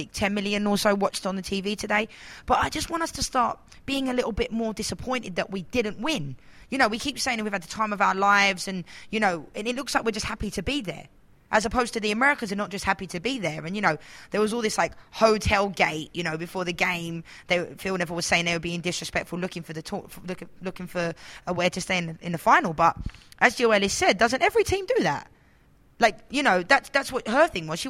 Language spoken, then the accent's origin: English; England, United Kingdom; moved away as an adult; now in United States; my where I was place of birth, where I live